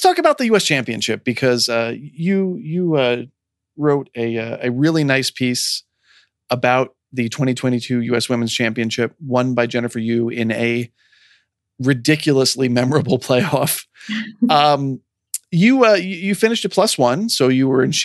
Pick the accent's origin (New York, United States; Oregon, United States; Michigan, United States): New York, United States; moved away; I grew up in New York